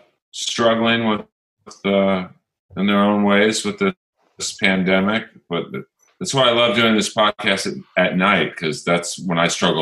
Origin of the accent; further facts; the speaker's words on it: Los Angeles, California, United States; Yeah. I grew up in Bel Air.